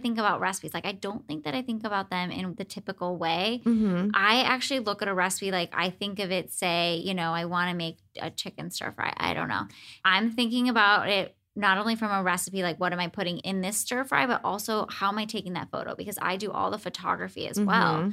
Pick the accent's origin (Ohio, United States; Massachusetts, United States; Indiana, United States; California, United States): Ohio, United States; Cleveland; moved away; I'm from Cleveland originally